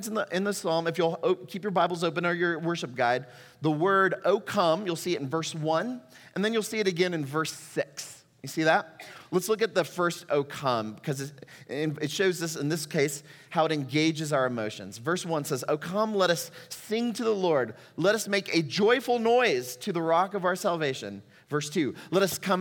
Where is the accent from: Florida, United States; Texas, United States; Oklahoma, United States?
Texas, United States; moved away as an adult; also born or lived in Puerto Rico; Amanda and I are both native Texans